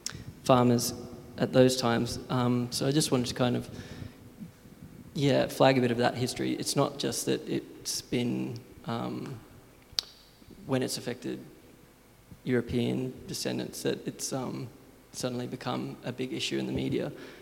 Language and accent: English; Moura, Queensland, Australia; I'm from Central Queensland, from a town called Moura.